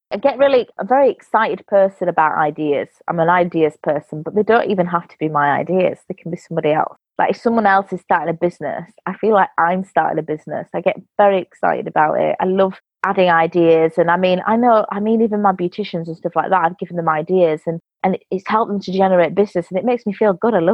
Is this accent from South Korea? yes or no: no; England, United Kingdom; born there; Obviously, I'm English, half English, born here.